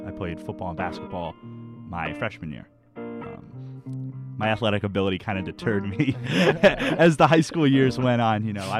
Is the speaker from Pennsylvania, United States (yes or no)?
yes; Wilkes-Barre, Pennsylvania, United States; moved away; I'm from Wilkes-Barre, Pennsylvania. It's okay. About 2 hours away from here, from okay. Temple. Not a big town, but there's definitely things to do.